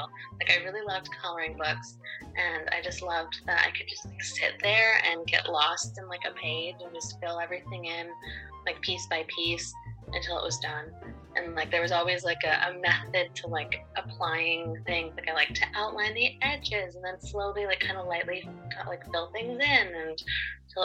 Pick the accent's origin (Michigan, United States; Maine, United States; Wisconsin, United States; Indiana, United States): Maine, United States; also born or lived in Cuenca, Ecuador; I was born in Cuenca, Ecuador, and adopted from there when I was 3 months old, but I've lived in Maine my entire life.